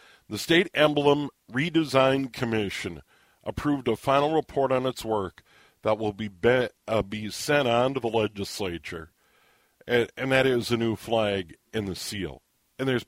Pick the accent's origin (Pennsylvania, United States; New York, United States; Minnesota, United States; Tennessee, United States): Minnesota, United States; St. Paul; When I was a kid, when we moved from St. Paul out to the suburbs to be closer to my dad's job